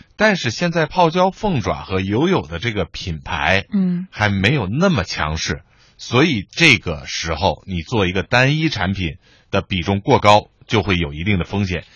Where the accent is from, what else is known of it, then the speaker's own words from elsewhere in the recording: Beijing, China; 我们北京人说下酒菜